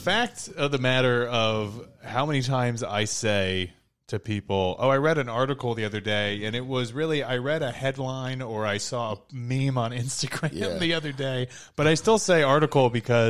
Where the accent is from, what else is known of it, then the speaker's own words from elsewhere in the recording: Connecticut, United States; moved away as an adult; also born or lived in New York; I'm from Connecticut, but was in New York for a decade before being out here.